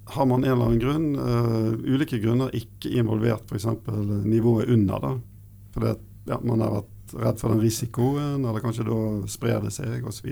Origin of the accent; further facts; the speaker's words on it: Bergen, Vestland, Norway; jeg er eh, fra Bergen, da, så Vestlandet